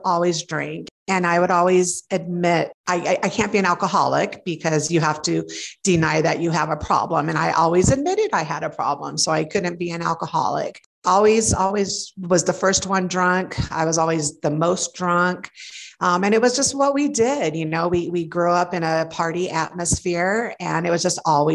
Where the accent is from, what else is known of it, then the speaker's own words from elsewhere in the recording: Torrance, California, United States; moved away as an adult; now in Denver, United States; I grew up in Torrance, California